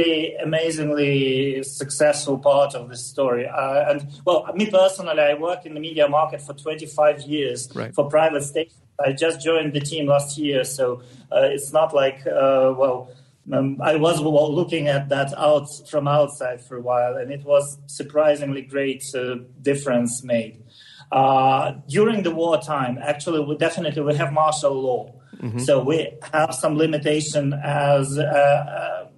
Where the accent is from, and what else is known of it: Ukraine; first language Russian; English is a second language